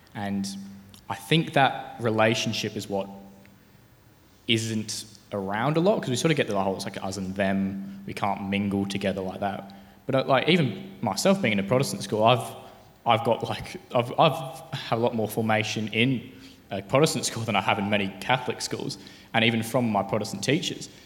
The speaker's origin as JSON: {"language": "English", "region": "Tasmania", "country": "Australia", "said": "I'm from Tasmania."}